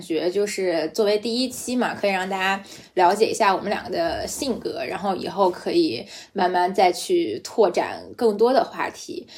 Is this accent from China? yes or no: yes; Beijing, China; accent: Beijing accent (京腔), light; moved away; 因为我是个北京人